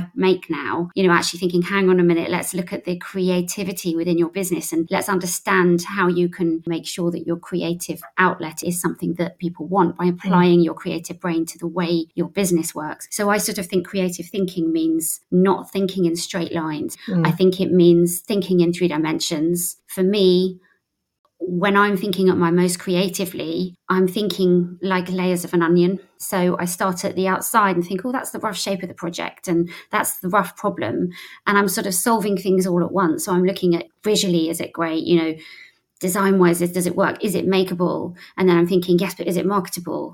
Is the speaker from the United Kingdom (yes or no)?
yes; St Albans, East of England, United Kingdom; moved away; I was originally from St Albans